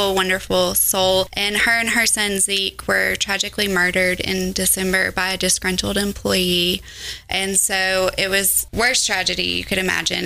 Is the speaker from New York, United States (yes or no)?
no; Hendersonville, Tennessee, United States; I am from Hendersonville, born and raised. I've been here my whole life.